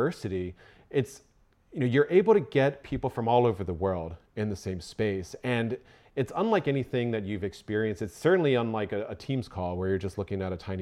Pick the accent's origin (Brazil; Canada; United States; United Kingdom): United States; Florida; now in Fort Collins, United States; I grew up in Florida